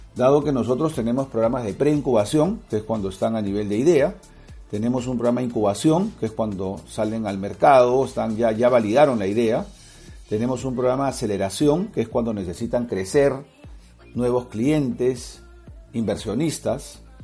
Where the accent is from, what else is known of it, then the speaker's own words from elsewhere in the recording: Peru; soy de Perú